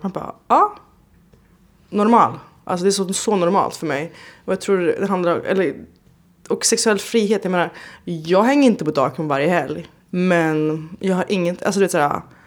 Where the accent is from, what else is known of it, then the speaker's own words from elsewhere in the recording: Stockholm, Stockholm County, Sweden; moved away as an adult; now in Berlin, Germany; hemma i Stockholm